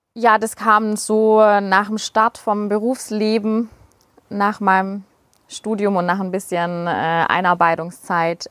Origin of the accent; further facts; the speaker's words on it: Schorndorf, Baden-Württemberg, Germany; accent: Swabian; first language Swabian; komme aus dem Raum Schondorf